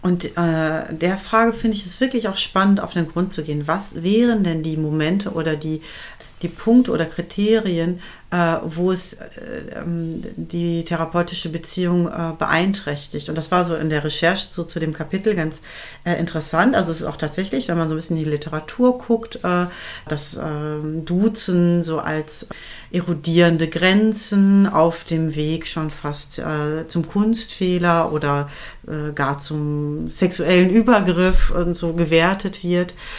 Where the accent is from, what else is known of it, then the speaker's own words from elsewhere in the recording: West Germany, Germany; ich bin äh, westsozialisiert